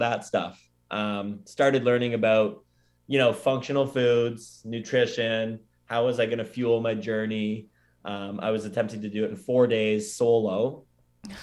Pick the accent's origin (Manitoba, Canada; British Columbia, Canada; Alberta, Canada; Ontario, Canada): Ontario, Canada; Oakville; also born or lived in Scotland; my kind of local brew pub in my hometown of Oakville